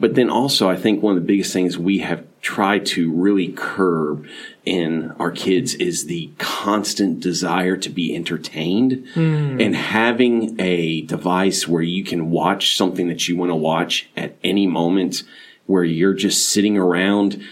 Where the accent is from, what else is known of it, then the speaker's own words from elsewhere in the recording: Clearwater, Florida, United States; moved away as an adult; now in Dunn, United States; We grew up together in Clearwater, Florida